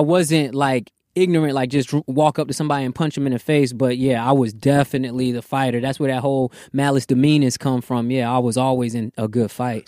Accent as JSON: {"language": "English", "region": "Virginia", "country": "United States", "tie": "born or raised there", "also_born_or_lived": "Bronx, New York", "said": "Came to Virginia at the ripe old age of eight"}